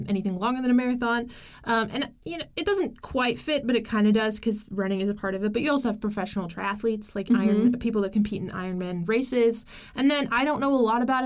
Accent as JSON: {"language": "English", "country": "United States", "said": "an American"}